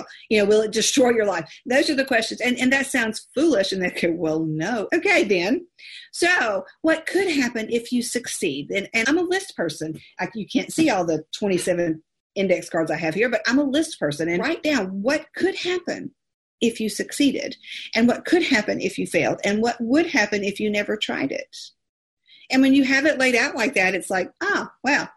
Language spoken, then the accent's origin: English; California, United States; I was born in California